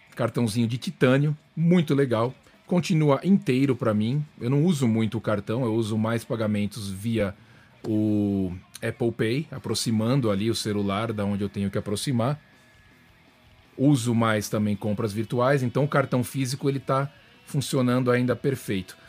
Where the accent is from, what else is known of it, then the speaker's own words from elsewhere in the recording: Brazil; now in United States; mesmo sendo brazuca